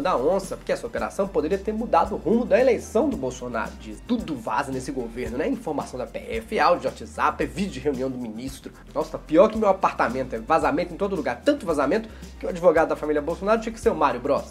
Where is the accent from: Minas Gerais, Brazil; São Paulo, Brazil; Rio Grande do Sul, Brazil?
Minas Gerais, Brazil; Eu sou mineiro